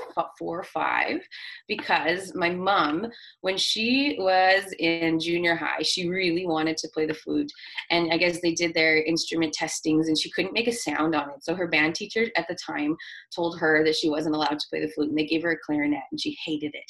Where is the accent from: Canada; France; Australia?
Canada; Winnipeg, Manitoba; also born or lived in Brandon, Manitoba / Wawanesa, Manitoba; I'm from Winnipeg and I've lived in Winnipeg my whole life.